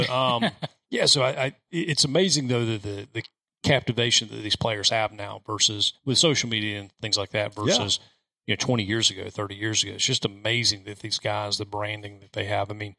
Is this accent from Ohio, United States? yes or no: no; Anderson, South Carolina, United States; Anderson, South Carolina.